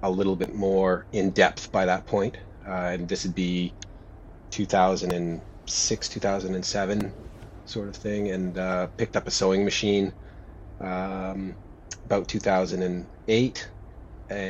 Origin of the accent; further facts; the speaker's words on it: Cariboo Chilcotin, British Columbia, Canada; now in Melbourne, Australia; I was born in Canada, in British Columbia, about halfway up the province in the Cariboo Chilcotin